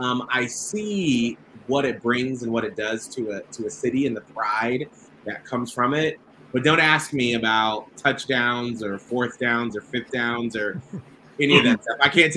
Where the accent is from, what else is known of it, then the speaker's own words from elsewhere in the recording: Atlanta, Georgia, United States; I grew up in Atlanta, Georgia. And I had a very, very long bus ride to school. I grew up in the south part of Atlanta, and I was bused up to the northern part.